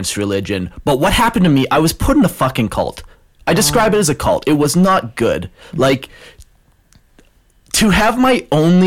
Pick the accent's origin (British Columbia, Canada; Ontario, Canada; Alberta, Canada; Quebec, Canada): Alberta, Canada; Calgary; I was born and raised in Calgary, Alberta.